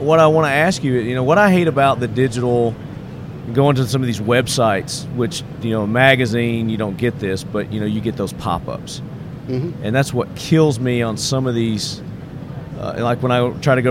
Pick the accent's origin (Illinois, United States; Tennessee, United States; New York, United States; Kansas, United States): Tennessee, United States; I'm from Tennessee